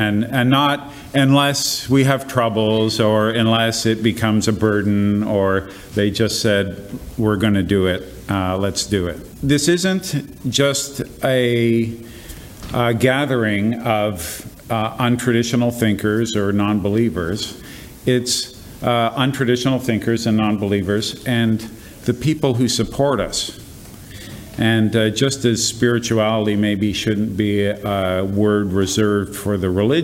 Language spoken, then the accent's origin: English; Canada; as a Canadian